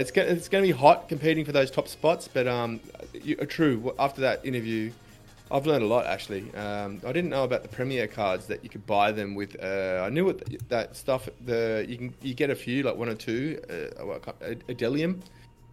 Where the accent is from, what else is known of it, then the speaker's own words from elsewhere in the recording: Australia; as an Australian